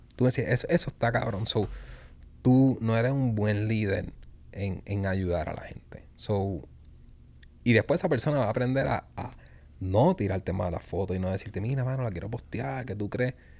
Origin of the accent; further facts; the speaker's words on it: Puerto Rico; como puertorriqueños, los puertorriqueños